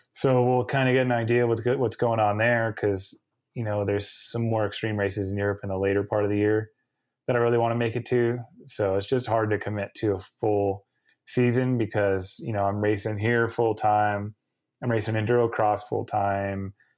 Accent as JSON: {"language": "English", "country": "United States", "said": "I'm contracted as an American racer to do American races"}